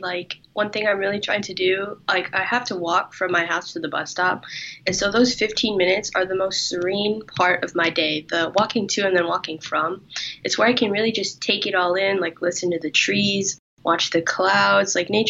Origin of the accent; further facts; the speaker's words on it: Rio Grande Valley, Texas, United States; moved away as an adult; now in Austin, United States; Well, I'm 22. I'm from Austin, Texas. Not originally from here. I'm from the Valley, really close to Mexico, RGV.